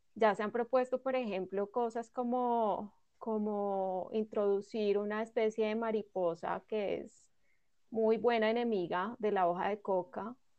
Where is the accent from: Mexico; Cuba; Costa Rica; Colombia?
Colombia